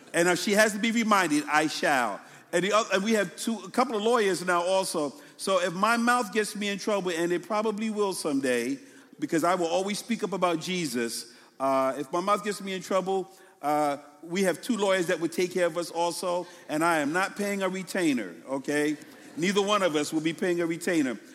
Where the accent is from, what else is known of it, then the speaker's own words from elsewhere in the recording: New York City, New York, United States; I'm from New York City, right? So, and I'm from Brooklyn more so. So we talk real fast